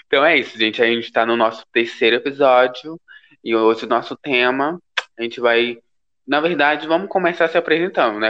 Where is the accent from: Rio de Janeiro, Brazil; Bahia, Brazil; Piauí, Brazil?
Piauí, Brazil; moved away as an adult; also born or lived in Brasília; now in São Paulo, Brazil; eu sou natural do Piauí, piauiense